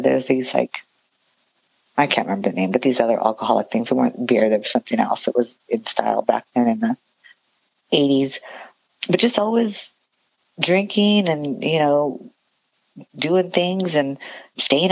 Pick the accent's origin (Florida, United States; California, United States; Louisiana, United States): California, United States; Santa Fe Springs; moved away as an adult; also born or lived in Long Beach, California; now in Las Vegas, United States; I grew up in Santa Fe Springs, California